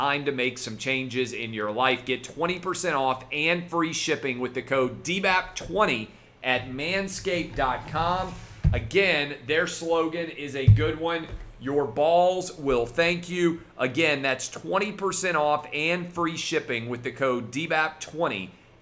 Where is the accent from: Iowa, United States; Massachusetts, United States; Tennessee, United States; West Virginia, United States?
Tennessee, United States; Nashville; my home city of Nashville